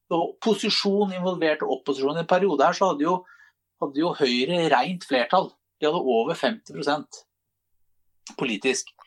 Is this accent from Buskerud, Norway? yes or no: yes; Drammen, Buskerud, Norway; som vi er stolte av som drammensere